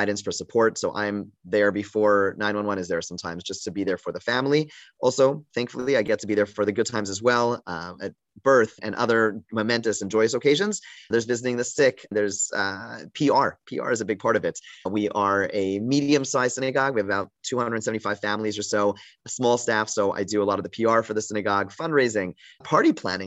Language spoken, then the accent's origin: English; Canada; moved away as an adult; also born or lived in Montreal, Canada / Toronto, Canada; now in Baltimore, United States; I am from Canada. I lived in Montreal and Toronto.